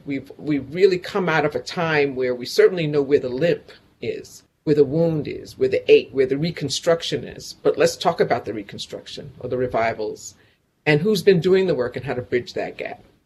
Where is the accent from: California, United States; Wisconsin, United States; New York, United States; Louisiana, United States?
New York, United States; also born or lived in Mount Vernon, New York; I'm from Convent on 140th